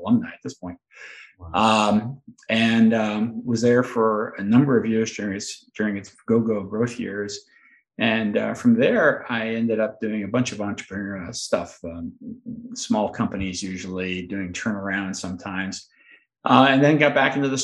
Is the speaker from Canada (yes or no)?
yes; Montreal, Quebec, Canada; I grew up in Montreal and so Canadian by birth